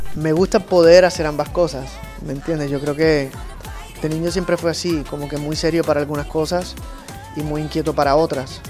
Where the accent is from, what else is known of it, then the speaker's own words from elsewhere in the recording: Puerto Rico; de donde yo nací, que es una islita muy alegre, muy rítmica, que es Puerto Rico.